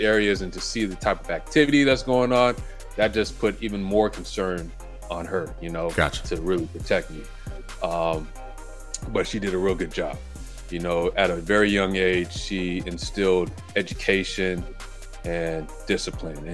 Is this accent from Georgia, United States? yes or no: no; Los Angeles, California, United States; I was born here in LA, but yeah, I'm Belizean